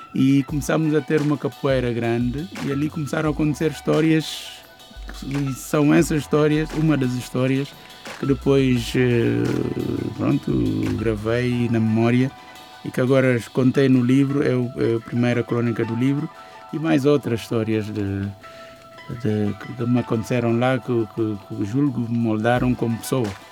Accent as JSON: {"language": "Portuguese", "town": "Bissau", "country": "Guinea-Bissau", "tie": "born or raised there", "said": "Então eu quando saí de Bissau"}